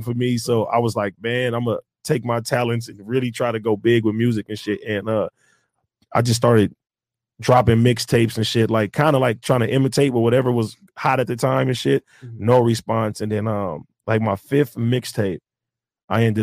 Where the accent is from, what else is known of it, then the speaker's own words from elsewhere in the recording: Compton, California, United States; growing up in Compton